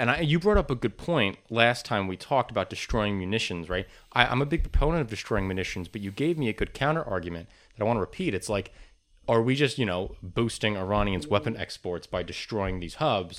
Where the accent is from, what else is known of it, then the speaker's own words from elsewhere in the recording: United States; As an American